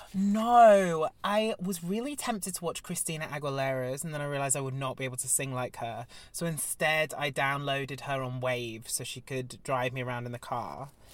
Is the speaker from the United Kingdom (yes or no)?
yes; Devon, South West England, United Kingdom; me being Devonian